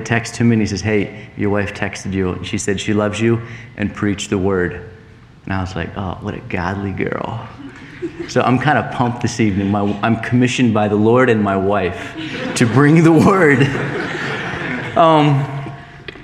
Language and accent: English; Maryland, United States; moved away as an adult; now in Bozeman, United States; we came from Maryland to Bozeman 6 years ago